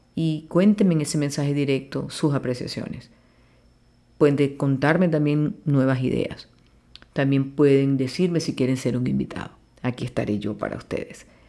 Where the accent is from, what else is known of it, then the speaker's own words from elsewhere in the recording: Maracaibo, Zulia, Venezuela; now in Caracas, Venezuela; nací en Maracaibo, Estado Zulia, y pues desarrollé mi profesión desde un principio aquí en Caracas, Venezuela. Amo este país con mucha pasión y amo el gentilicio de mi tierra maracucha